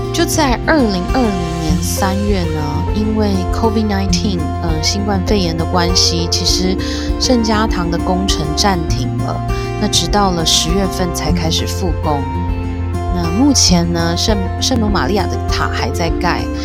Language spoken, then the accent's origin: Chinese; Taiwan; 我们台湾这边，如果去庙里面，大家也是闻得到，呃，香的这样子的一种气息